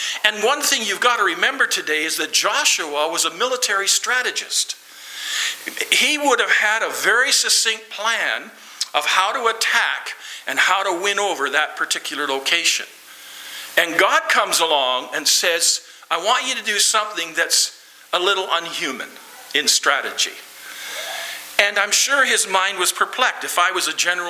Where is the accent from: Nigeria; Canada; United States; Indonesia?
Canada; Lloydminster; I'm from Lloydminster, the city of Lloydminster, and that's 32 approximately thousand people.